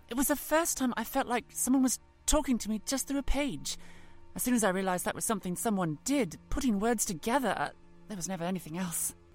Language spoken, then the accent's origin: English; East of England, United Kingdom; I, I grew up in Norfolk, after all. My beaches were never sun-baked.